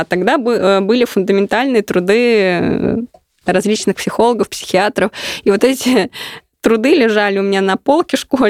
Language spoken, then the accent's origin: Russian; Ulyanovsk, Ulyanovsk Oblast, Russia; мой родной город Ульяновск